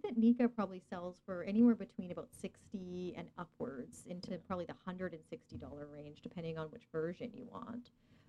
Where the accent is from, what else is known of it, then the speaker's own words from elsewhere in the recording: Fort McMurray, Alberta, Canada; now in British Columbia, Canada; Come on, I'm from Fort McMurray.